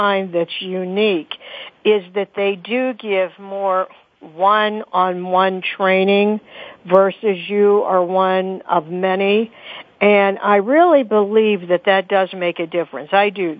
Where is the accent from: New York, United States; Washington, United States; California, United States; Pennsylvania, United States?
Pennsylvania, United States; Pittsburgh; Pittsburgh, Pennsylvania, my hometown